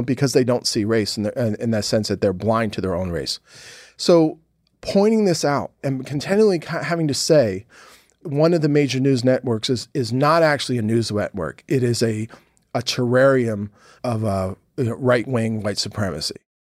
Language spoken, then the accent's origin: English; Philadelphia, Pennsylvania, United States; the guys I grew up with in Philly